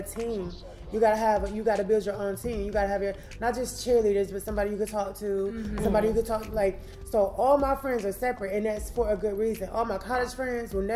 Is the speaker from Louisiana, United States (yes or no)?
no; Gaston, Alabama, United States; now in Cleveland, United States; I grew up in Gaston, Alabama